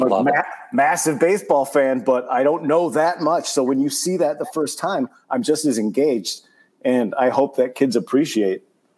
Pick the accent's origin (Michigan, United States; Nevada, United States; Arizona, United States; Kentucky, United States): Michigan, United States; Saginaw; moved away as an adult; also born or lived in New York; No, I grew up in Saginaw, Michigan, which is about an hour and a half outside of Detroit. Very similar, but a smaller version of that.